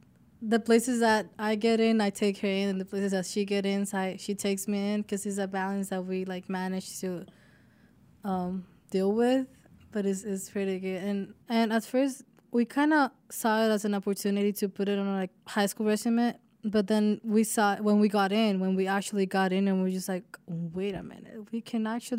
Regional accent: Dominican Republic; So we come from the Dominican Republic.

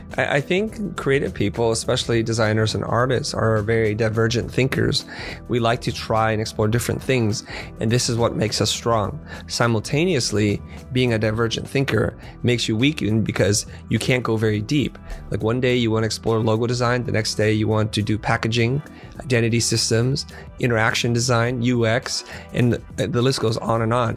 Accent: San Jose, California, United States; also born or lived in Vietnam / Kansas City, Missouri; now in Los Angeles, United States; we moved to San Jose, which is Silicon Valley. And that's where I spent the majority of my childhood

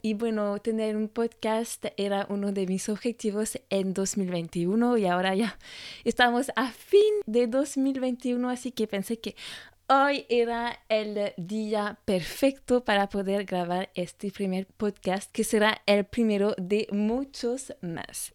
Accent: France; francesa y coach de imagen

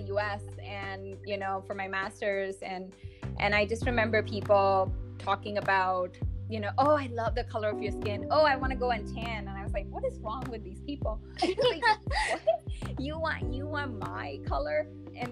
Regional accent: India; moved away; growing up in India, I experienced colorism

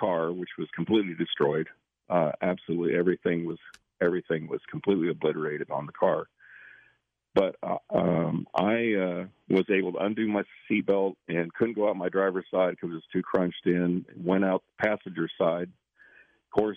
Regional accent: Northwest Kansas, United States; moved away; I grew up in Northwest Kansas

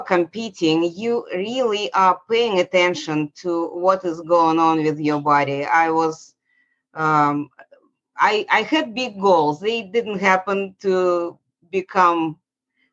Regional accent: Saint Petersburg, Russia; moved away as an adult; now in Atlanta, United States; I was born in St. Petersburg, Russia. It was Soviet Union.

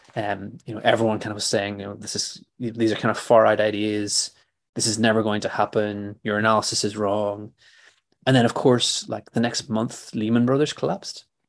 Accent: Belfast, Northern Ireland, United Kingdom; I grew up in in Belfast in the 1980s

